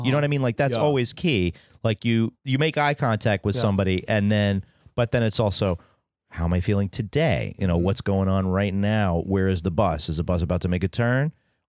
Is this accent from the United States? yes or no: no; Ireland; I am Irish.